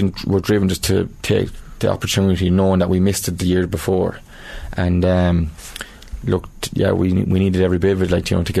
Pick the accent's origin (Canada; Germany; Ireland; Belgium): Ireland; Thurles, Munster; I'm from Turles, so I'm living in town